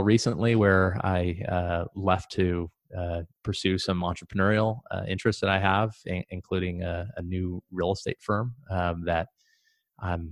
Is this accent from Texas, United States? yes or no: no; Pacific Northwest, Idaho, United States; moved away as an adult; also born or lived in Montana / Boise, Idaho / Panama; So I grew up in the Pacific Northwest, born in Montana, went to high school in Idaho.